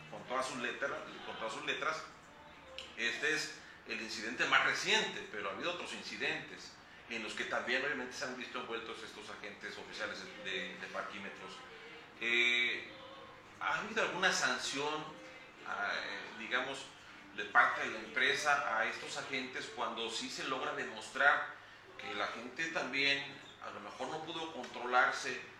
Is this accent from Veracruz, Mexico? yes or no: yes; Veracruz, Mexico; somos, somos de aquí de Veracruz